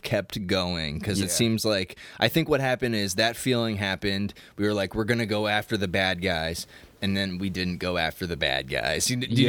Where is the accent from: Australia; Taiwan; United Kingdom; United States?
United States; we're American.